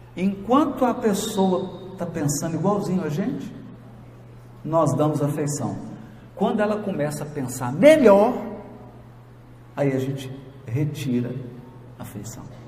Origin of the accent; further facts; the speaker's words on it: Jequitinhonha Valley, Minas Gerais, Brazil; lá na minha terra, lá no Vale do Jequitinhonha